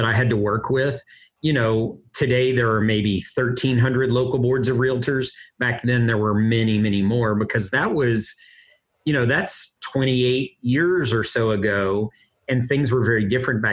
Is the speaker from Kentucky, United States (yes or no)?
yes; Kentucky, United States; moved away as an adult; also born or lived in Washington, D.C.; I grew up in Kentucky